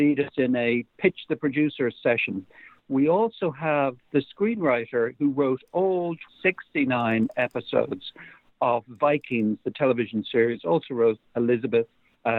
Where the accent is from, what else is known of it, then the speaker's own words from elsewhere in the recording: Ireland; I'm from Ireland. I live in Dublin